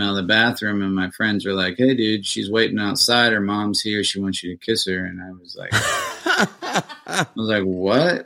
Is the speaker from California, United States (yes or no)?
no; Indiana, United States; moved away as an adult; now in Nashville, United States; I'm from Indiana